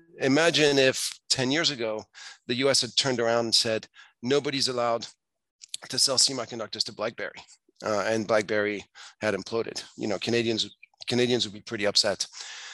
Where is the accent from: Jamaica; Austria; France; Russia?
France; moved away as an adult; also born or lived in Asia / Hong Kong; I grew up in France. I moved to Asia in the mid-90s